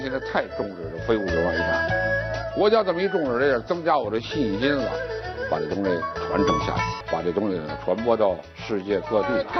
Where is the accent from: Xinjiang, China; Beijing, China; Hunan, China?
Beijing, China; 我生在东小市呢，这北京的南城的东小市啊